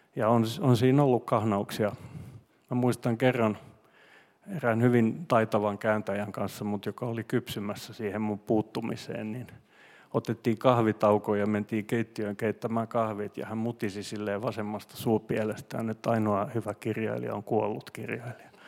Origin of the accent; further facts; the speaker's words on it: Finland; first language Swedish; Finnish is a second language; mä olin semmoinen suomenruotsalainen poika